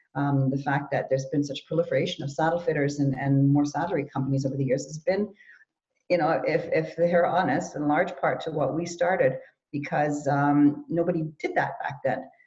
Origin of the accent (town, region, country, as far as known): Canada; born or raised there; also born or lived in Germany